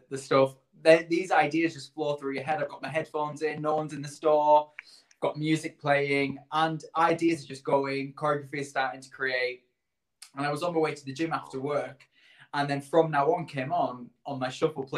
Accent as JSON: {"language": "English", "town": "Barrow-in-Furness", "region": "North West England", "country": "United Kingdom", "tie": "born or raised there", "also_born_or_lived": "Leeds", "moved": "yes", "lives_now": "London, United Kingdom", "said": "I am originally from Barrow in Furness, so just a little bit further down from you guys."}